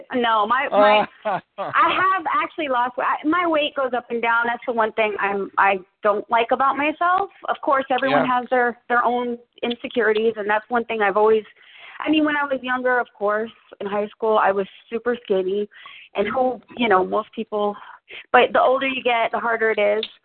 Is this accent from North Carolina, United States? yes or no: no; Long Island, New York, United States; now in Florida, United States; I'm from New York, from Long Island, New York